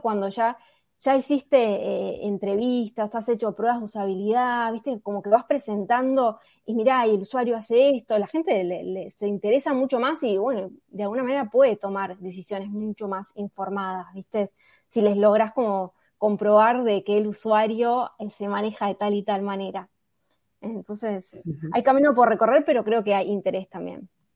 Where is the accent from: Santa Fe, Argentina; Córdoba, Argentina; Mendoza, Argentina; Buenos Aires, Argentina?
Buenos Aires, Argentina; soy de Buenos Aires